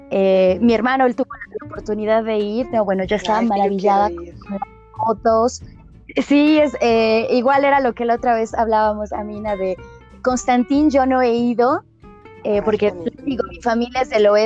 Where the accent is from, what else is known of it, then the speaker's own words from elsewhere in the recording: Mexico; que yo era México-Argelina